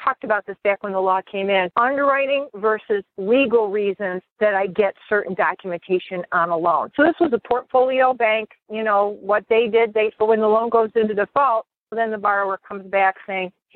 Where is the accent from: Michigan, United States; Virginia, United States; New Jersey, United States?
Michigan, United States; Detroit; I'm from Detroit